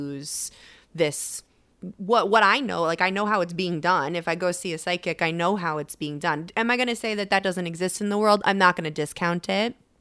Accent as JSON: {"language": "English", "region": "Connecticut", "country": "United States", "also_born_or_lived": "Boston / Las Vegas", "moved": "as an adult", "lives_now": "Los Angeles, United States", "said": "I'm from Connecticut, and I was living in Boston when I went full-time, and then moved out to Vegas, and then eventually Los Angeles."}